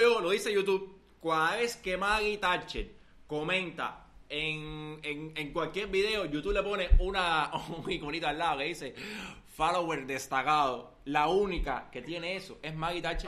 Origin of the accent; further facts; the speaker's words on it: Cuba; Somos cubanos, queremos hacer un, emprendimiento tecnológico, informativo desde Cuba